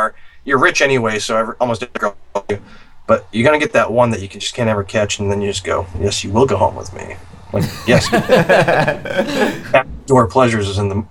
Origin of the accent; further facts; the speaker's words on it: Massachusetts, United States; now in Vermont, United States; I'm from Mass. So I'm a Mass hole to begin